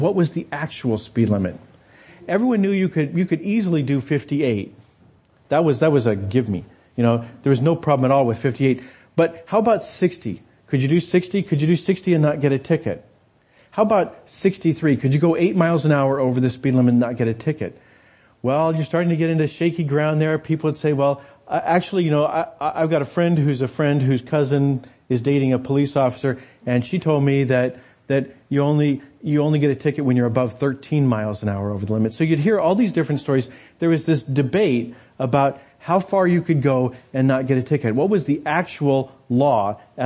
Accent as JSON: {"language": "English", "region": "New Mexico", "country": "United States", "tie": "born or raised there", "said": "I grew up in New Mexico"}